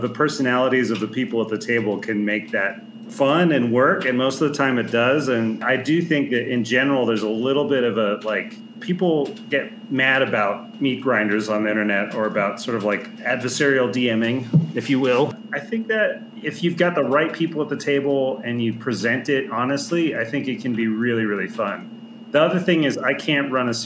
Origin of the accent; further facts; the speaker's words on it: California, United States; I'm also technically from California